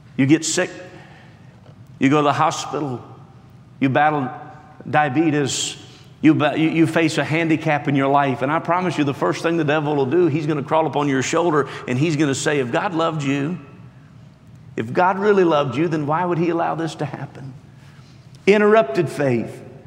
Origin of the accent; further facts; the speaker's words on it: West Virginia, United States; born and raised in West Virginia and homeschooled